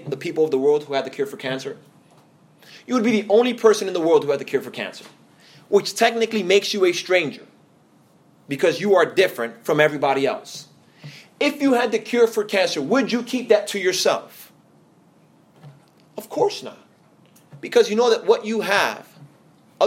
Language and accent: English; New York City, New York, United States; now in Atlanta, United States; here in Atlanta, I am an outsider because I'm from New York City